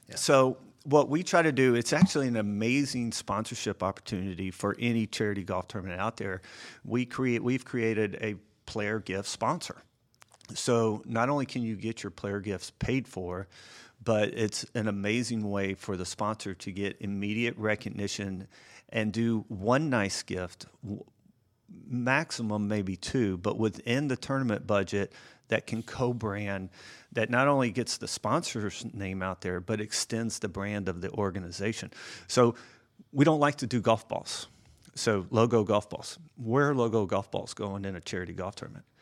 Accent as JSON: {"language": "English", "town": "Atlanta", "region": "Georgia", "country": "United States", "tie": "born or raised there", "said": "I grew up here in Atlanta"}